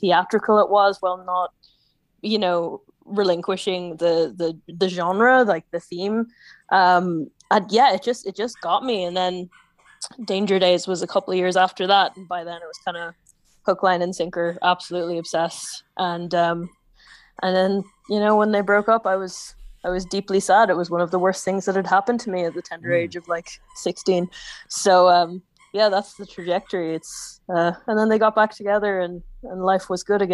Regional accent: Donegal, Ulster, Ireland; I was, what, like 14 or 15, growing up in Donegal

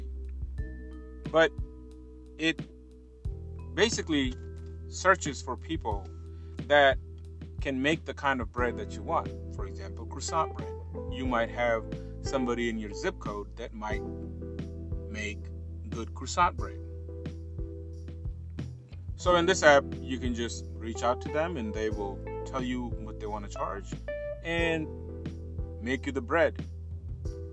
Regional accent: Pakistan; now in United States; I immigrated from Pakistan to the United States in 2003.

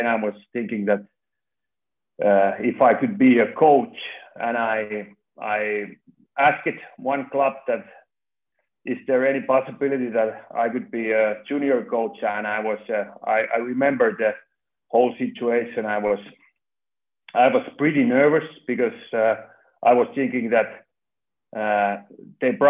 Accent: Lahti, Päijät-Häme, Finland; moved away as an adult; now in Turku, Finland; I was born in Lahti

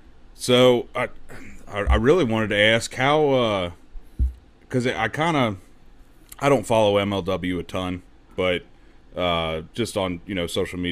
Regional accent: Ohio, United States; moved away as an adult; now in Kentucky, United States; I'm actually originally from Ohio, so don't hate me on that one. But I moved down here in about 2015.

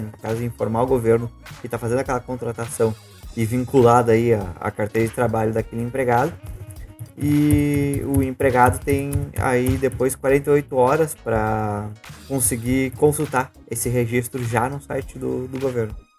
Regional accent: Rio Grande do Sul, Brazil; sou gaúcho

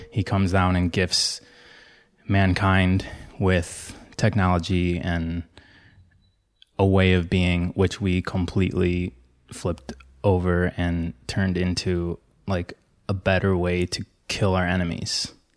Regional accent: Michigan, United States; moved away as an adult; now in California, United States; I grew up in Michigan

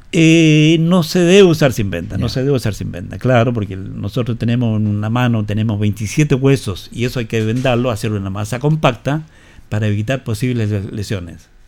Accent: Maipú, Santiago Metropolitan Region, Chile; Yo soy eh, de Maipú. La comuna de Maipú. La comuna de Maipú, en Santiago

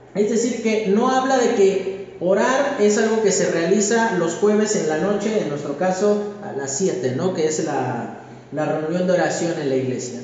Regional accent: Mexico; Como mexicanos

